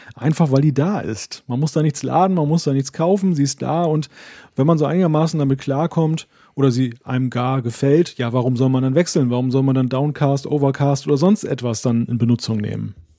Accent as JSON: {"language": "German", "region": "Northern Germany", "country": "Germany", "said": "den Norddeutschen"}